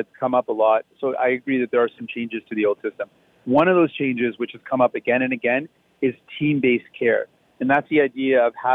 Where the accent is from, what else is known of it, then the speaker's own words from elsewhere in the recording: Windsor, Ontario, Canada; when I was growing up in Windsor